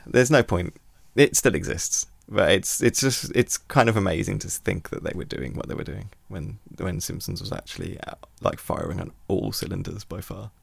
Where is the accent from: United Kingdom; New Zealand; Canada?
United Kingdom; we are British